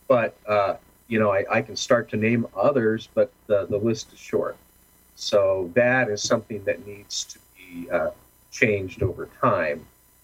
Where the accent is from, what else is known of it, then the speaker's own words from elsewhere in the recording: California, United States; It's like I must apologize. I'm from Orange County, you know.